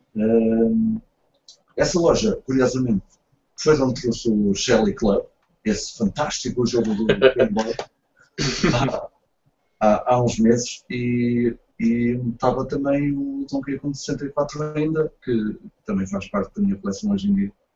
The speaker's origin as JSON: {"language": "Portuguese", "country": "Portugal"}